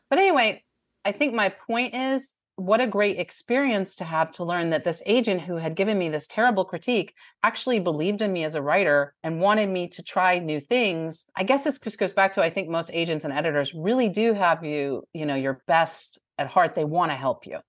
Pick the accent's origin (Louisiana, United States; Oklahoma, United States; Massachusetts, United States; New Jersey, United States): New Jersey, United States; now in Bowling Green, Kentucky, United States; I grew up in New Jersey